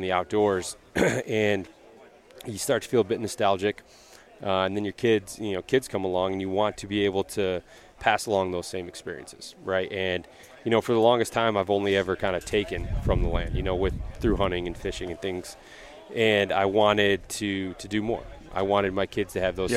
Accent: Lewiston, Michigan, United States; now in Metro Detroit, United States; I grew up a little bit northeast here, a small town called Lewiston

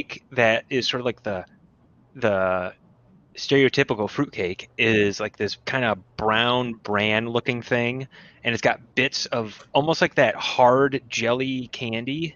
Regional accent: Minnesota, United States; I'm from Minnesota

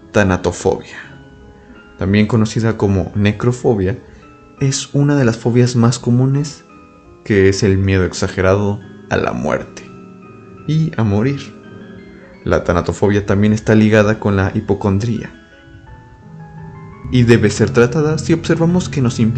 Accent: Mexico; mencionarles algo muy importante para los que son de Saltillo, Coahuila y tal vez sus alrededores, aquí en mi país de México

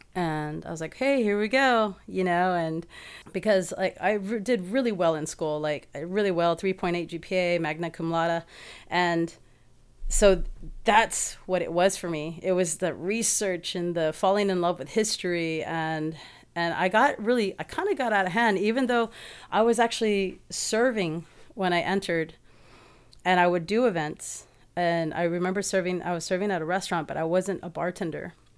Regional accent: San Antonio, Texas, United States; moved away as an adult; now in Houston, United States; the move to Houston was very, like, it was the smartest decision I made 'cause, uh, I was in a place back in my hometown

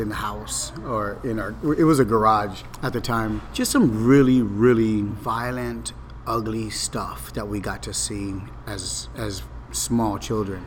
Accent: Los Angeles, California, United States; I grew up in Boyle Heights in a housing project called Ramona Gardens.

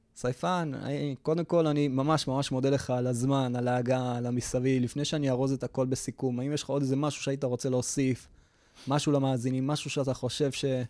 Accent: Israel; אנחנו ישראלים

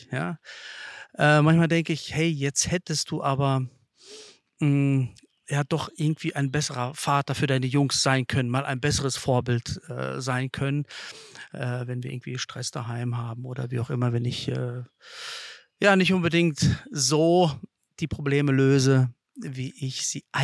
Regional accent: Lithuania; German is a second language; also born or lived in Kazakhstan; geboren bin ich in Kasachstan und ähm, dort äh, habe ich gelebt, bis ich drei Jahre alt war.

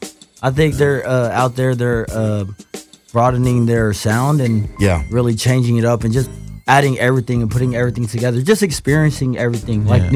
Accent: Anaheim, California, United States; moved away as an adult; also born or lived in Auckland, New Zealand / Lakewood; now in Sydney, Australia; I was born in New Zealand, Auckland. Okay. But I left when I was a little baby. I grew up here in Anaheim.

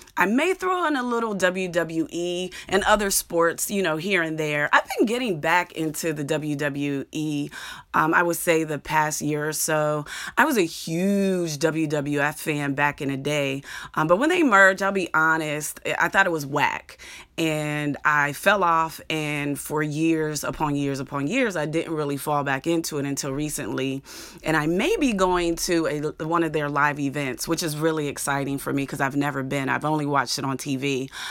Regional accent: Clairton, Pennsylvania, United States; moved away; I'm from thirty miles south of Pittsburgh in a small steel town called Clareton, Pennsylvania

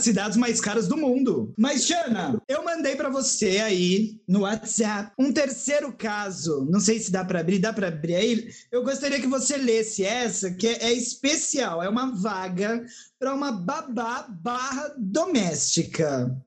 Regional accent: São Paulo, Brazil; eu, que sou de São Paulo mesmo

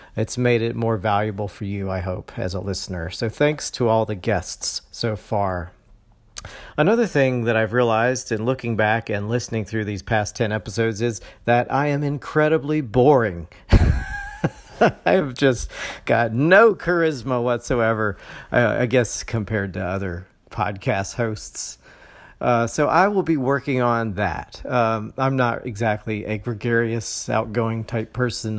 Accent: Valdosta, Georgia, United States; also born or lived in Ohio; now in Jacksonville, United States; I was raised in a small town in Georgia called Valdosta.

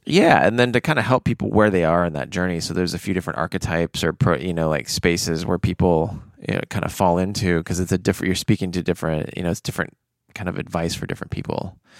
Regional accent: United States; I grew up in American culture

